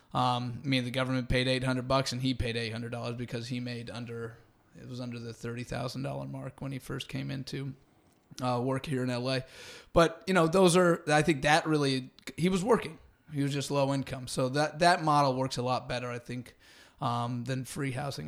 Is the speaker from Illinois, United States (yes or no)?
no; Santa Rosa, California, United States; moved away as an adult; also born or lived in Los Angeles; now in Venice, Los Angeles, United States; I'm from Northern California originally